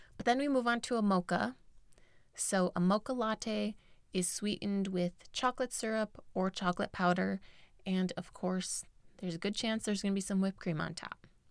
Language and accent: English; United States; I grew up in America